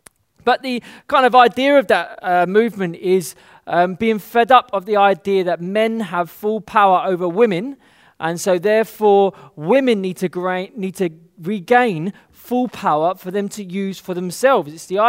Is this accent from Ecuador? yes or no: no; London, United Kingdom; particularly where I'm growing up in the West, in London, being subject to something is seen as a lack of power.